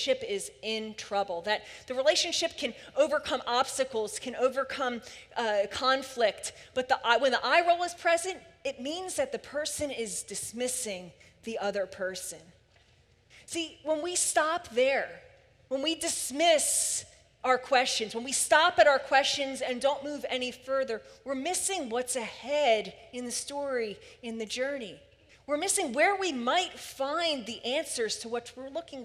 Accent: Philadelphia, Pennsylvania, United States; I grew up in Philly

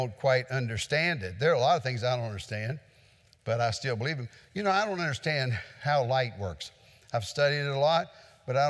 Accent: West Virginia, United States; in West Virginia, we had a tornado recently that went through the area where I grew up

